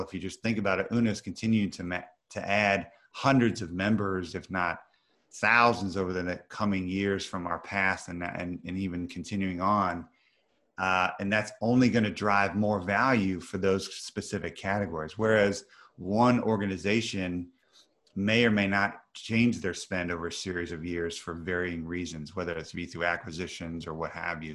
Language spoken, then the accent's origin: English; Missouri, United States; I'm from Missouri, which some of your, some of your audience is the middle of the country, United States